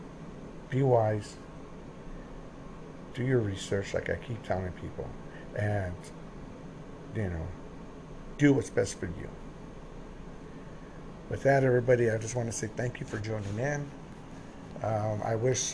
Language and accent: English; United States